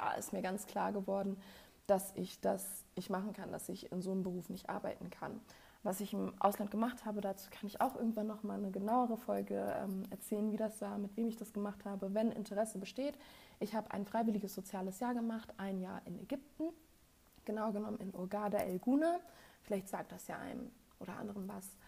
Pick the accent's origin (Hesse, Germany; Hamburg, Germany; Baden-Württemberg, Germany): Hamburg, Germany; ich komme ursprünglich aus Hamburg, es wird doch alles wohl zentriert nach Hamburg sein